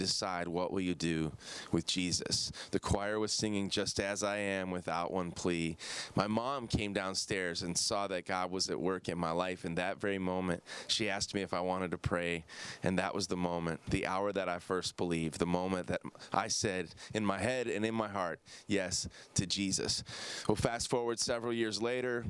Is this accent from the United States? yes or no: yes; Downers Grove, Illinois, United States; the home I grew up in Downers Grove, Illinois